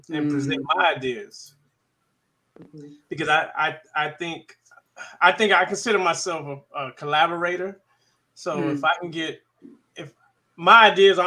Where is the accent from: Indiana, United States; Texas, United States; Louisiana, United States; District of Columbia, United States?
District of Columbia, United States; Washington; moved away as an adult; now in Killeen, United States; I was born and raised in Washington, D.C.